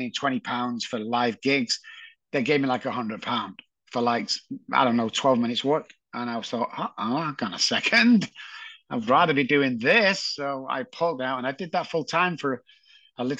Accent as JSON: {"language": "English", "town": "Manchester", "region": "North West England", "country": "United Kingdom", "tie": "born or raised there", "said": "born in Moss Side, Manchester"}